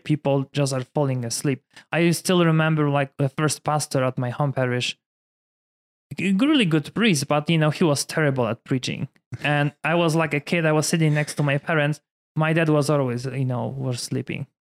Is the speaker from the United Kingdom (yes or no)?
no; Poland; English is a second language; moved away as an adult; also born or lived in Michigan, United States; now in Denver, United States; I was born in Poland, different culture.